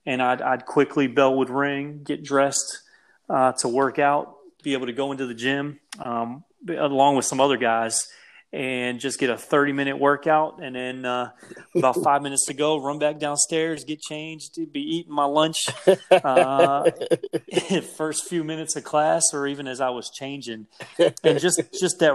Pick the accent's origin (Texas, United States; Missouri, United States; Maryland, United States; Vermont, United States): Maryland, United States; Frederick; Growing up in Frederick, Maryland